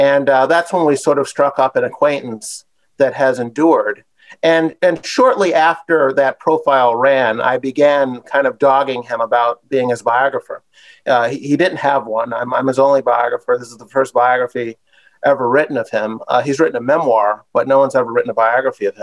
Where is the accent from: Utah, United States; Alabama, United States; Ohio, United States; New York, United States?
New York, United States; Buffalo; I grew up in Buffalo, New York, upstate New York, where I also went to school